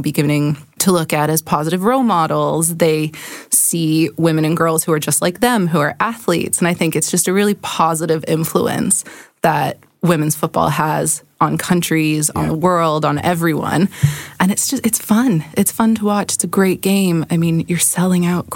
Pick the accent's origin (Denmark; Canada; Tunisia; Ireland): Canada; when you're a Canadian sports fan